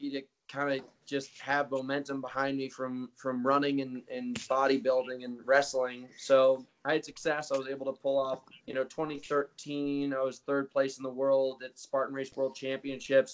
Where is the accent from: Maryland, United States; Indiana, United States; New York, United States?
New York, United States; New York City; moved away as an adult; also born or lived in Connecticut / Rhode Island / Malibu, California; now in Boulder, Colorado, United States; I'm a New York City kid. My whole family's still in New York City, like, except for my mother. She's in Rhode Island, but I was born in New York City, raised in Connecticut, in New York